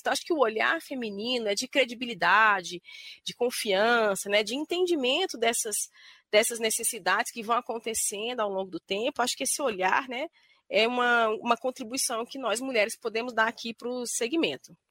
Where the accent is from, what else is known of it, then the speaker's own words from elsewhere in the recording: Goiânia, Goiás, Brazil; em Goiânia, que é de onde eu vim, né, onde eu nasci